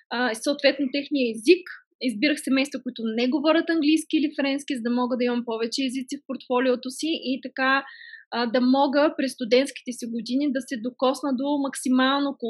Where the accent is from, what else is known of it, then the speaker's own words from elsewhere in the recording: Stara Zagora, Stara Zagora Province, Bulgaria; moved away as an adult; also born or lived in Sofia / Paris; роден съм в, Стара, в София, отгледана съм в Стара Загора